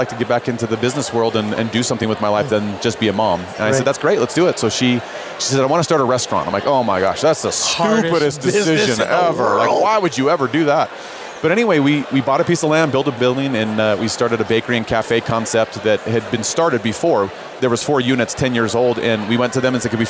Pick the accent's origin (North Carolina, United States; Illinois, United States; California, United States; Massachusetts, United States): Illinois, United States; Chicago; now in Utah, United States; I live here in Utah, born and raised in Chicago